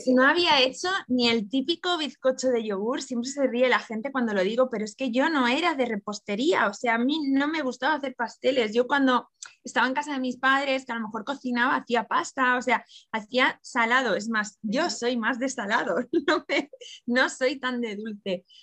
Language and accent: Spanish; Barcelona, Catalonia, Spain; yo soy de Barcelona